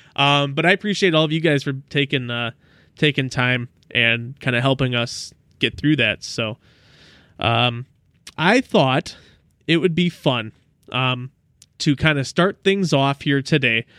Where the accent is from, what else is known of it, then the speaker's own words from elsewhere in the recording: Southeast Wisconsin, United States; my hometown of, oh, I don't wanna dox myself. Uh, it was in Southeast Wisconsin